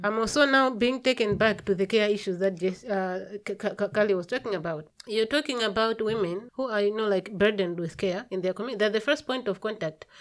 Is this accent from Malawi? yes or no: yes; Malawi; I come from Malawi